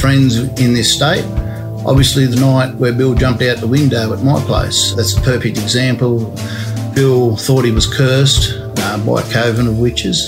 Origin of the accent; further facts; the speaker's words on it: Armidale, New South Wales, Australia; I was born here in Armidale. My great-grandfather came here at the turn of last century, so we're locals